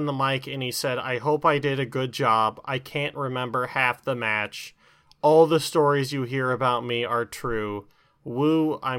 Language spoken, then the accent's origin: English; Kentucky, United States; I mean, I'm from Kentucky too.